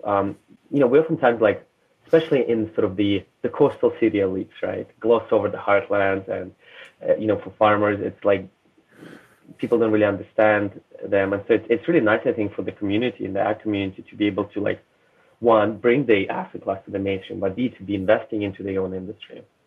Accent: Russia; moved away; also born or lived in Canada; I was born in Soviet Union, raised in Russia

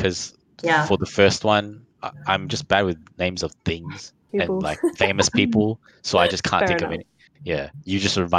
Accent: Malaysia; now in Melbourne, Australia; I live in Melbourne, because I was from Malaysia

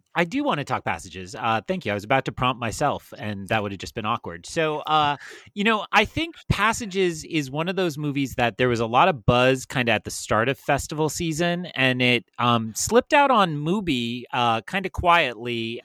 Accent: New England, United States; I'm from New England uh, and still live in New England

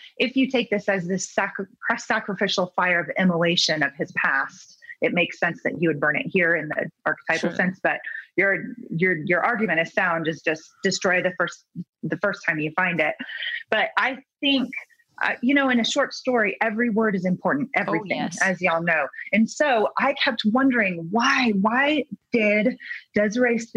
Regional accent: California, United States; I'm from California

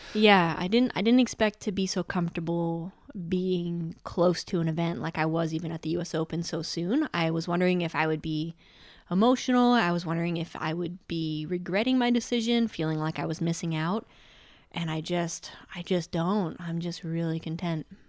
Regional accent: Mount Snow, Vermont, United States; Mount Snow is where I grew up in Vermont.

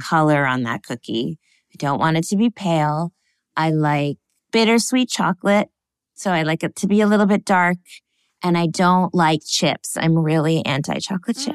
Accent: Connecticut, United States; we were little kids in the suburbs of Connecticut

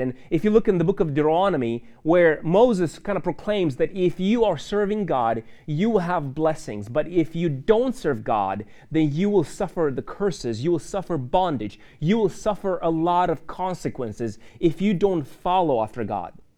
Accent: Moldova; moved away; I grew up in Moldova

